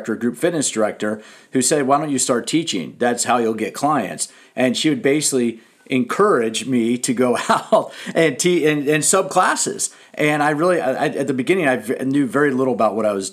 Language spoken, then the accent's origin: English; Washington, District of Columbia, United States; I grew up in Washington, D.C.